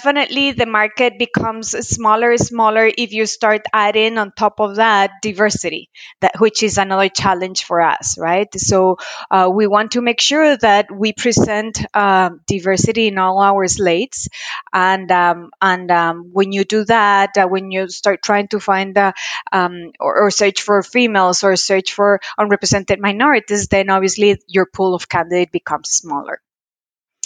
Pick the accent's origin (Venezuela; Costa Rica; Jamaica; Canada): Costa Rica; now in Arizona, United States; I am a proud Latina, born and raised in Costa Rica. I currently reside in Arizona.